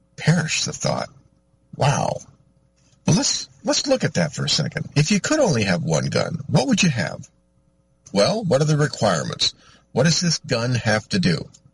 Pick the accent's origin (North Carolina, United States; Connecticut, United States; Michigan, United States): Michigan, United States; I'm from Michigan